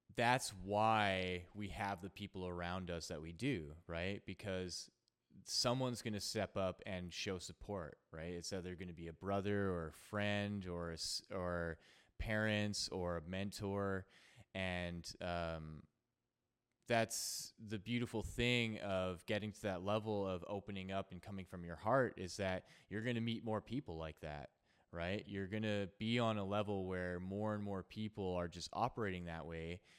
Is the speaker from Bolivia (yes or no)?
no; Canada; also born or lived in Edmonton, Alberta; I'm from Canada. I'm in Edmonton, Alberta